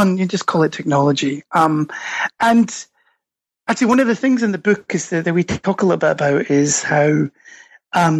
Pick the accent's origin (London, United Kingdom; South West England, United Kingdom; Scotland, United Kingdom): Scotland, United Kingdom; accent: Scottish; moved away as an adult; also born or lived in United States; now in Stockholm, Sweden; you can probably tell from my accent, I'm Scottish originally, but got swept over, as many people do, to the United States.